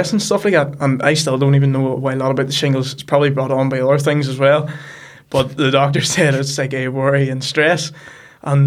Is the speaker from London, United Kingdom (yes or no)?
no; The Loup, Northern Ireland, United Kingdom; I'm from The Loop, which is a small village just outside Markerfeld.